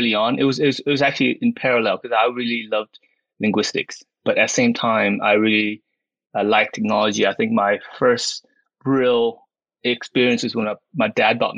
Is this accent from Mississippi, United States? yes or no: no; Houston, Texas, United States; English is a second language; moved away as an adult; now in United Kingdom; I grew up in Houston, actually, as an American